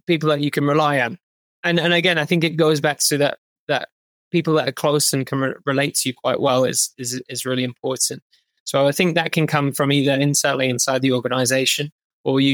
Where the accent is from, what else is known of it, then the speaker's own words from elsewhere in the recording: United Kingdom; moved away as an adult; as a Brit